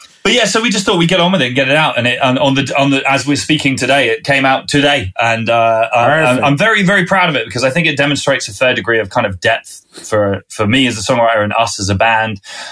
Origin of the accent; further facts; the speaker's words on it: Winchester, South East England, United Kingdom; I'm a southerner from this country. I grew up in Winchester, which is south of London even.